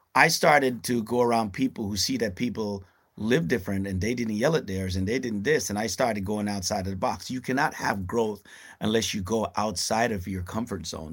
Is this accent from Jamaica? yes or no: yes; Kingston, Kingston Parish, Jamaica; moved away; also born or lived in Brooklyn, New York, United States; I came from you know, a place called, uh, Raytown in, in downtown Kingston.